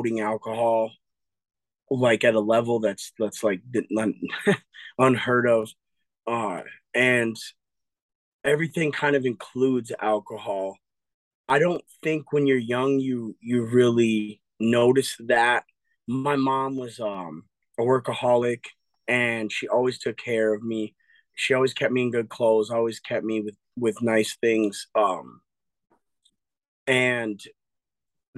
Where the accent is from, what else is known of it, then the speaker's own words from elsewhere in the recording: Eau Claire, Wisconsin, United States; also born or lived in Appleton, Wisconsin; I was born in Appleton, Wisconsin, but I was raised since 2 years old in Eau Claire